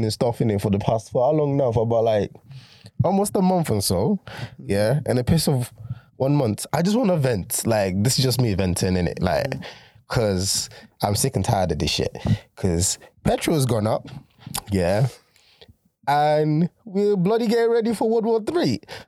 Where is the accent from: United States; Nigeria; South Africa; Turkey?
Nigeria; now in United Kingdom; I claim my Nigerian nationality